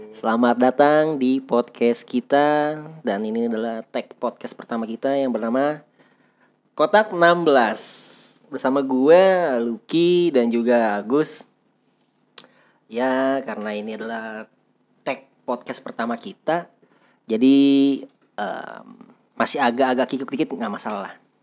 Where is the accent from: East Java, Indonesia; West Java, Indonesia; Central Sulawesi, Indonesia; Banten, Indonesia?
Banten, Indonesia; Tangerang; kami orang Tangerang